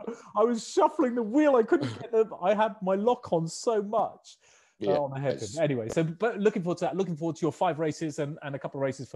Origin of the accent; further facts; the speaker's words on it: England, United Kingdom; I love the old flower of Scotland, but I'm English.